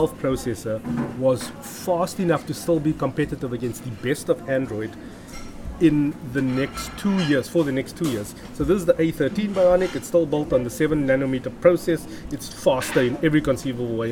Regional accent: Pretoria, Gauteng, South Africa; I'm from Pretoria.

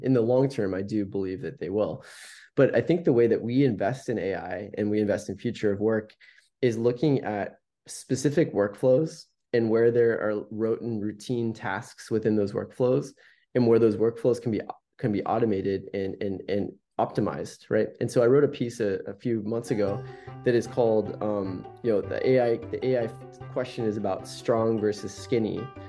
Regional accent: Palo Alto, California, United States; having the fortune of growing up in Silicon Valley

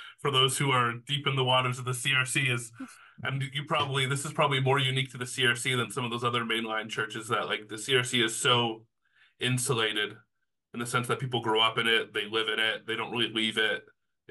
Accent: Canada; being Canadian next to America

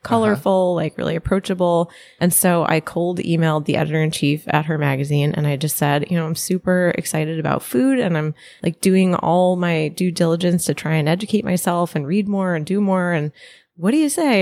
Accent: Connecticut, United States; I grew up in Connecticut, sort of live near New York

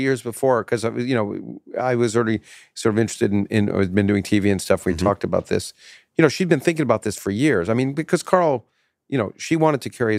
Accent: South East England, United Kingdom; moved away as an adult; now in United States; when I grew up in Kent, I almost took a Rhodes Scholarship to go study philosophy and physics.

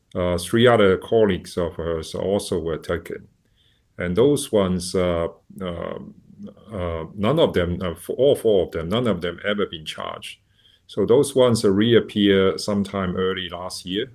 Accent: Shanghai, China; moved away; when I was a child in a, you know, at the, in the seventies, uh, growing up in Shanghai

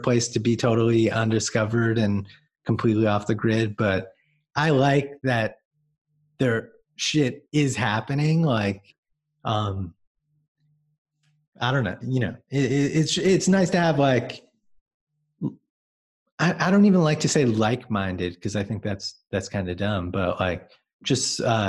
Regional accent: Long Island, New York, United States; I grew up on Long Island, going into the city and going to shows.

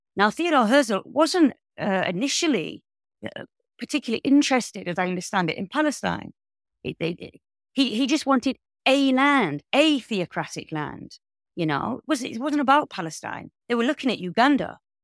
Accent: United Kingdom; I as a British citizen

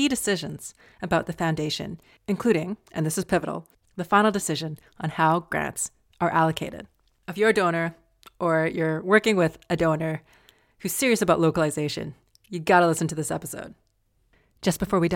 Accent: Alberta, Canada; I grew up in Alberta

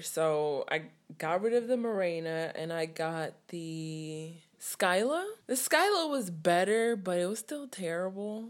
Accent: Richmond, California, United States; I'm twenty-six and I'm from Richmond, California. Like, where I lived was, like, in the dead of the hood

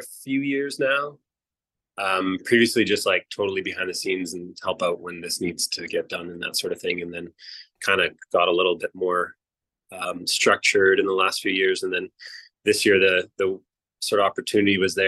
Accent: Salt Spring Island, British Columbia, Canada; I grew up on Salt Spring Island

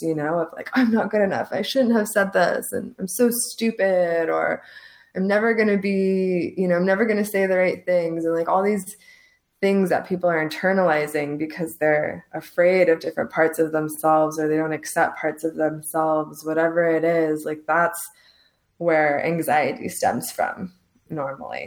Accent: Lebanon; also born or lived in Los Angeles, United States; now in Santa Teresa, Costa Rica; I'm from Lebanon and my family is Muslim

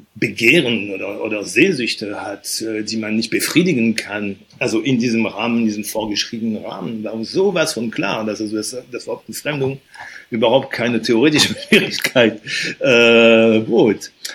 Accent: Normandy, France; moved away; aufgewachsen bin ich in der Normandie

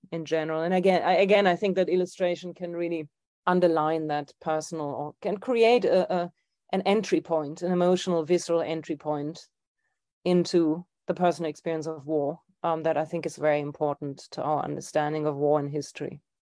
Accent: Germany; moved away; my hometown in Germany

